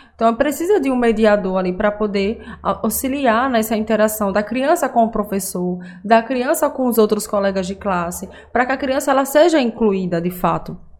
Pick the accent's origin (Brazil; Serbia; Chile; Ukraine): Brazil; Aracaju, Sergipe; eu sou de Aracaju